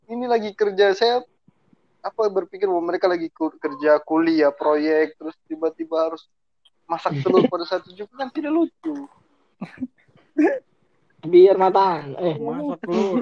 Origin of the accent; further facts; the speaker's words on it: Taliabu, North Maluku, Indonesia; di Taliabu saja di daerah saya di Taliabu ya.